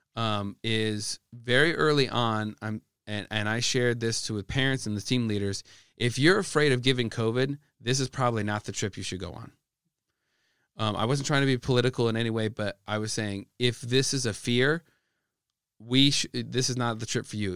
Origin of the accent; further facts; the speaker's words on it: Midwest, United States; I'm an American, who grew up in the Midwest